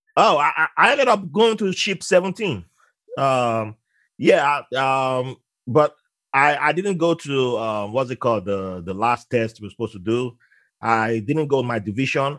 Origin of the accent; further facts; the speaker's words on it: Nigeria; moved away; I was uh, born in Nigeria with, and I grew up around Muslims